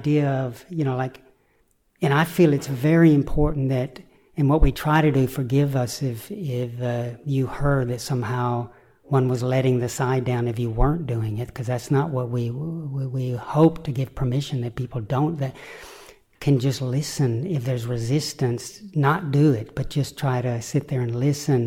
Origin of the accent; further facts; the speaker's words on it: the Bible Belt, United States; growing up in the Bible Belt in America